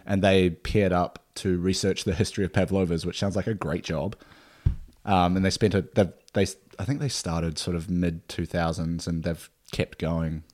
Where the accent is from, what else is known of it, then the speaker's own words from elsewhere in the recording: Nelson, New Zealand; now in Australia; my hometown is, uh, Nelson